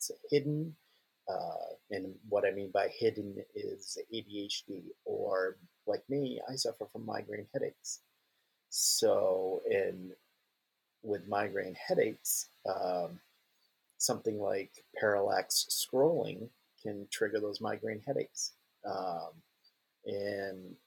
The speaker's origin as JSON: {"language": "English", "region": "a little town in New Hampshire", "country": "United States", "tie": "born or raised there", "also_born_or_lived": "Portland, Maine", "said": "I moved from Portland, Maine to a little town in New Hampshire"}